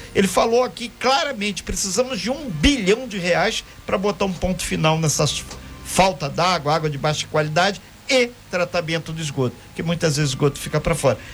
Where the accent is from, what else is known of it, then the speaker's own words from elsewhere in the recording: Minas Gerais, Brazil; now in Angra dos Reis, Brazil; lá em Minas, lá na minha região